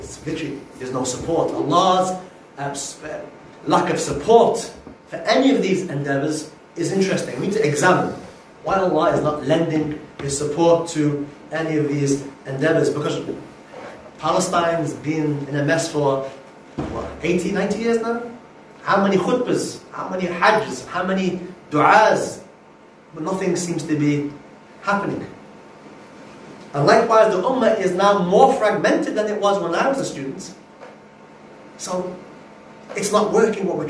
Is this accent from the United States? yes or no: no; Liverpool, North West England, United Kingdom; also born or lived in Yemen / Cardiff, Wales / Manchester; I am from Liverpool. My parents are from Yemen. I went to university in Liverpool